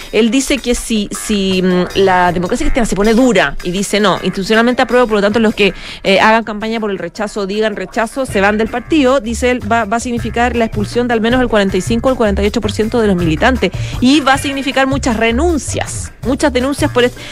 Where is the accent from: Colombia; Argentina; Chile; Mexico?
Chile; nosotros como chilenos